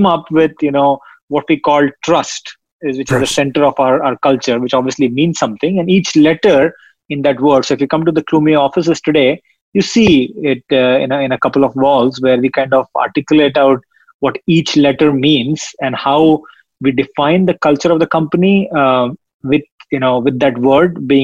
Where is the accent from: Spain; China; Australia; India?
India; moved away as an adult; now in United States; I grew up in India. I spent the first 20 years of my life there.